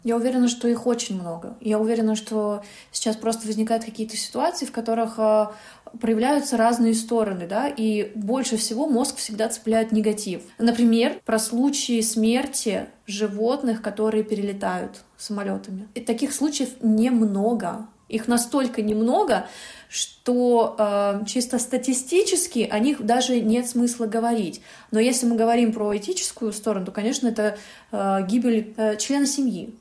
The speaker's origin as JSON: {"language": "Russian", "town": "Yalta", "region": "Crimea", "country": "Ukraine", "tie": "born or raised there", "said": "я родилась в Ялте"}